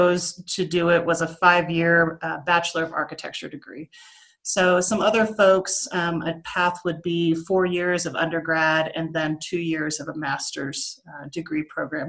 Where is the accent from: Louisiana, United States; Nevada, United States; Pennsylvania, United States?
Pennsylvania, United States; I'm originally from Pennsylvania